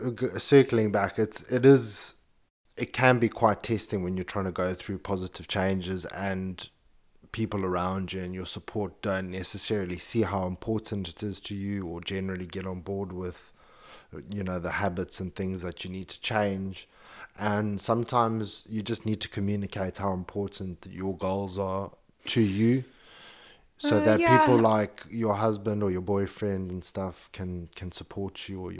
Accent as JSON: {"language": "English", "country": "Zimbabwe", "tie": "born or raised there", "said": "growing up in Zimbabwe."}